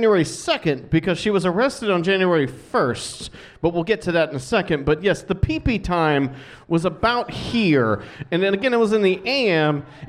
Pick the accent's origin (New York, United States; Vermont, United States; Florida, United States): Florida, United States; I was born in Florida.